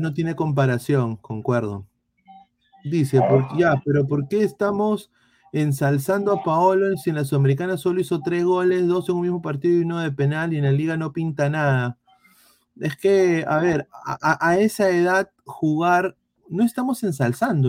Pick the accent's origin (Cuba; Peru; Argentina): Peru; yo como peruano, yo como periodista internacional